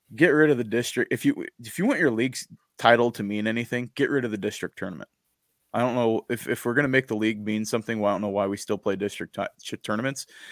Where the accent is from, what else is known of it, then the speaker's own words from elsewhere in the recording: Eastern Washington, United States; now in Idaho, United States; I was a kid growing up in Eastern Washington